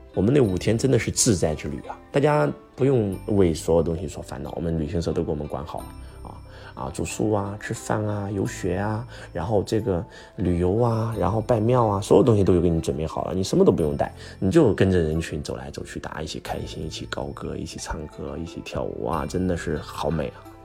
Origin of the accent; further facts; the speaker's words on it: China; 特别是我们中国人不要报旅行团啊！